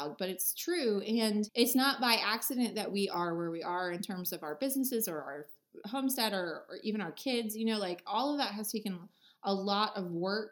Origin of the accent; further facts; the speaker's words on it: Erie, Pennsylvania, United States; the town I was born in Erie, Pennsylvania